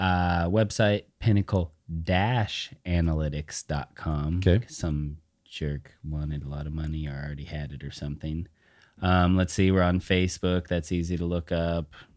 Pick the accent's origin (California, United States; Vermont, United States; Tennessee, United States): California, United States; Southern; also born or lived in Humboldt State (Arcata, California); now in Southern Oregon, United States; I grew up in Southern California.